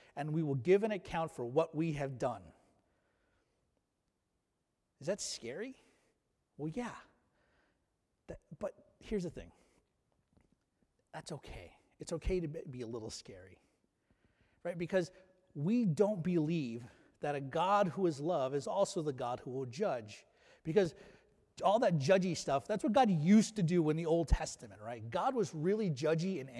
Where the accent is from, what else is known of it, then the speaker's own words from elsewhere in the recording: United States; we as Americans